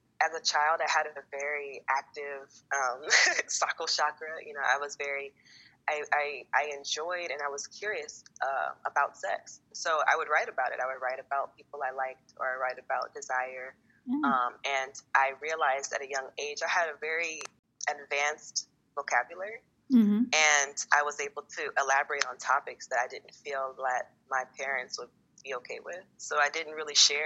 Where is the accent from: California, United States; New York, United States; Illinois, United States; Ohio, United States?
California, United States; Los Angeles; moved away; I am originally from Los Angeles, California.